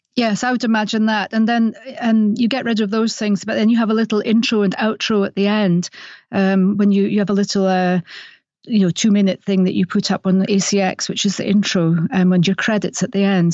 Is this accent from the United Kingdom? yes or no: yes; Scotland, United Kingdom; accent: Scottish; my Scottish accent